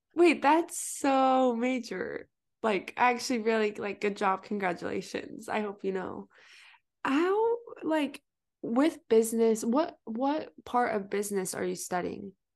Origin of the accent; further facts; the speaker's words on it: Utah, United States; I'm from Utah